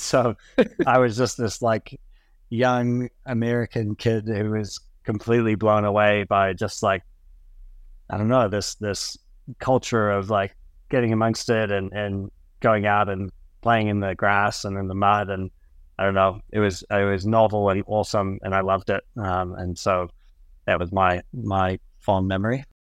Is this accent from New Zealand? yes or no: yes; New Zealand; also born or lived in United States; I moved to New Zealand when I was eleven years old from the U S